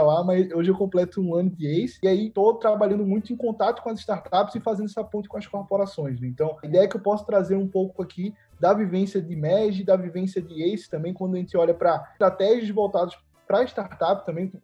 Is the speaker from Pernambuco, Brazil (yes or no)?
yes; Recife, Pernambuco, Brazil; sou aqui de Recife